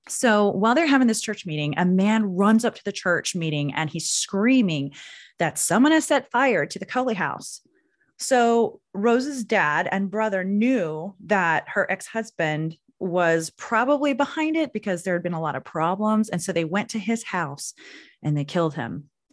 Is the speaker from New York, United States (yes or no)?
no; Anadarko, Oklahoma, United States; also born or lived in Chickasha, Oklahoma / Barrington, Illinois; I grew up in Anadarko, Oklahoma, which is home to more Native Americans than anywhere in the world